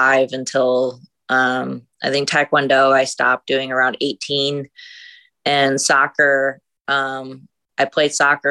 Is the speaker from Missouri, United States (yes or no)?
yes; St. Louis, Missouri, United States; moved away as an adult; now in San Diego, United States; I was born and raised in St. Louis, Missouri